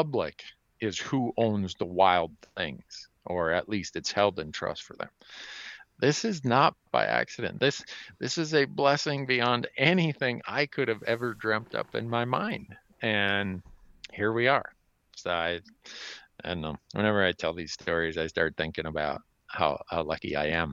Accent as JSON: {"language": "English", "town": "Big Falls", "region": "Minnesota", "country": "United States", "tie": "born or raised there", "moved": "as an adult", "lives_now": "Bozeman, United States", "said": "growing up in Big Falls, Minnesota, like I was"}